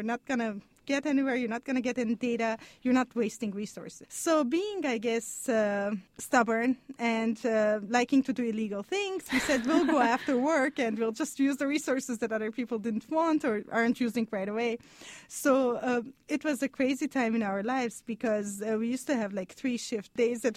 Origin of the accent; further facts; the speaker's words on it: Lebanon; moved away as an adult; also born or lived in Montreal, Canada; now in Stanford, United States; I'm Armenian. I grew up in Lebanon. And I lived, you know, a big part of my life in Canada, in Montreal.